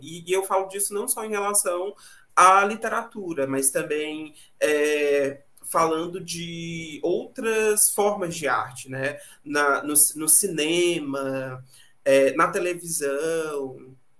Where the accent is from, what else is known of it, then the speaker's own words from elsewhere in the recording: Tocantinópolis, Tocantins, Brazil; eu nasci numa cidadezinha de interior bem pequenininha chamada Tocantinópolis, aqui no Tocantins